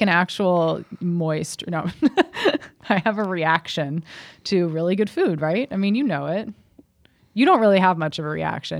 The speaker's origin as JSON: {"language": "English", "town": "Cincinnati", "region": "Ohio", "country": "United States", "tie": "born or raised there", "said": "that was a good place growing up in Cincinnati"}